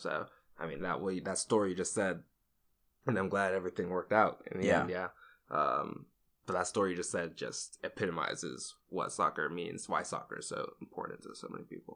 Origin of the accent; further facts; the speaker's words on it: Georgia, United States; Playing, you know, in our system and stuff here in Georgia